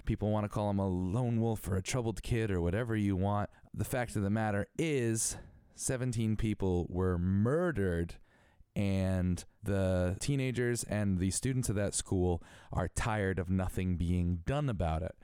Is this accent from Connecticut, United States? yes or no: yes; Connecticut, United States; I'm from Connecticut